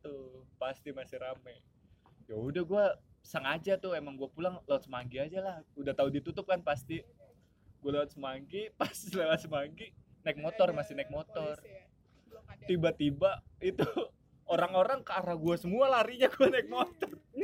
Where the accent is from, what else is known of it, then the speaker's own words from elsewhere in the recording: Indonesia; gua dari Indo